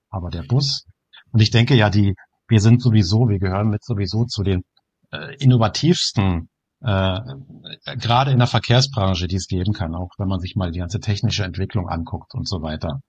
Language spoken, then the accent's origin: German; Germany; Bei uns in Deutschland